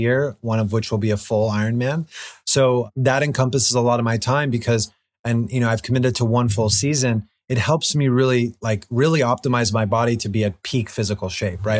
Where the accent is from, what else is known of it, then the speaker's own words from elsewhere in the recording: Los Angeles, California, United States; growing up in Los Angeles